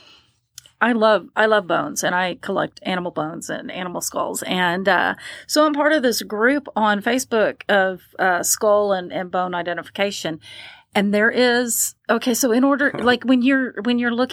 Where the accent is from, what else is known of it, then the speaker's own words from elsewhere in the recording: Appalachia, United States; I'm from the Appalachian area